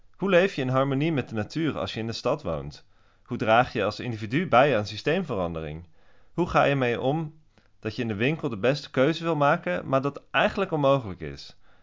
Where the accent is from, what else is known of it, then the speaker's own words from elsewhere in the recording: Switzerland; now in Amsterdam, Netherlands; ik groeide op in Zwitserland